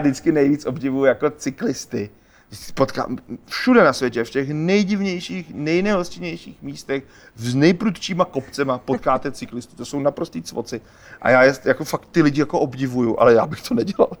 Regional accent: Czechia; my Češi jsme takový nešikovný myšmaš něco mezi Polákama a Němcema

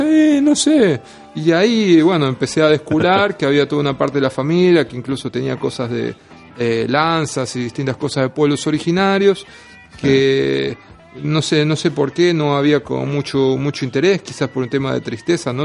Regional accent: Lomas de Zamora, Buenos Aires Province, Argentina; moved away as an adult; now in Buenos Aires, Argentina; yo soy de Lomas de Zamora, hace ocho años que vivo en Capital

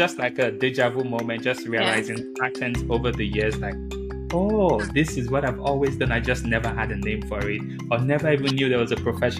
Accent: Nigeria; moved away as an adult; growing up in Nigeria, I never knew a profession like this existed.

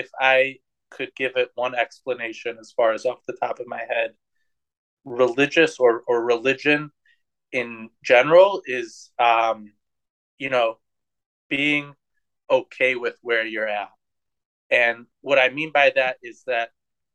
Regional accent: Cleveland, Ohio, United States; growing up in Cleveland, Ohio

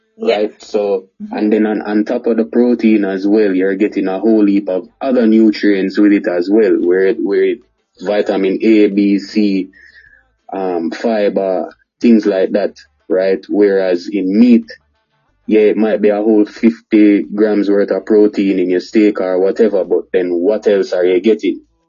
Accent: Kingston, Jamaica; born or raised there; also born or lived in Montego Bay, Jamaica

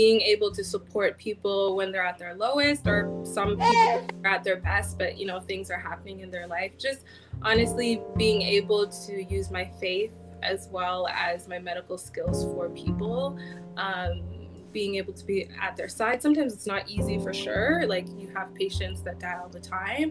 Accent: Ottawa, Ontario, Canada; I've always lived in Ottawa. I was born here. I'm a Nigerian

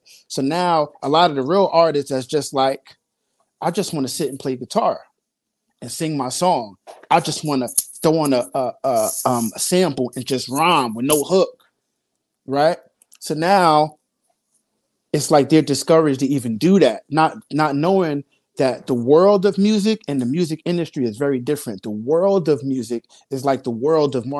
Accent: Newark, New Jersey, United States; I'm from Newark

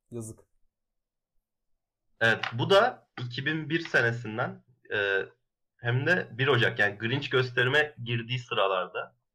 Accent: Ankara, Turkey; Ben Ankaralıyım ben çok de, de yok ben de Ankaralıyım.

